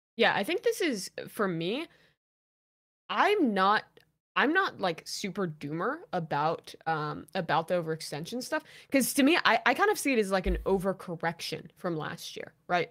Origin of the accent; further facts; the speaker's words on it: United States; as an American